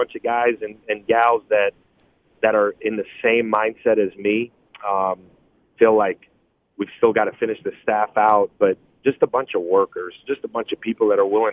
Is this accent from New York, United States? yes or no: yes; New York City, New York, United States; growing up in Brooklyn